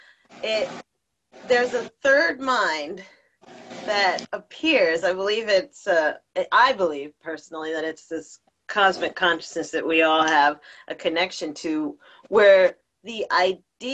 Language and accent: English; New Jersey, United States; I'm from Jersey